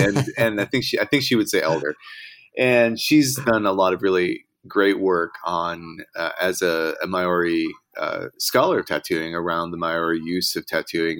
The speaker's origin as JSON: {"language": "English", "town": "Hudson", "region": "Wisconsin", "country": "United States", "tie": "born or raised there", "also_born_or_lived": "Minneapolis, Minnesota", "moved": "as an adult", "lives_now": "Bath, United Kingdom", "said": "In my hometown of Hudson, which is near the border, it's on the border with the state of Minnesota"}